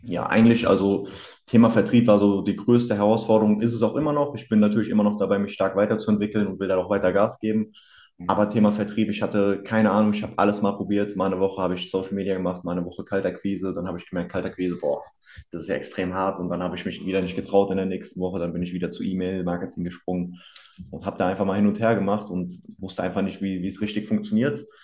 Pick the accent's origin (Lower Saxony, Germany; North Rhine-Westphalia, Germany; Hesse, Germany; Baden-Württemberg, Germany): Hesse, Germany; near Hanau; komme aus der Nähe von Hanau